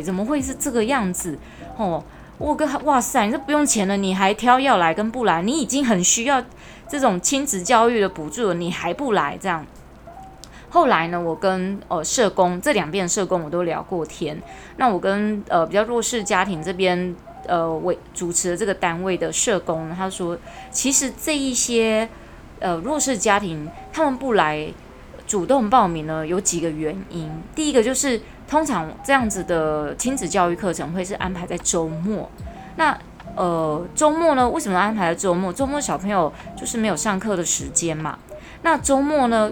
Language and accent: Chinese; Taiwan; 我们台湾人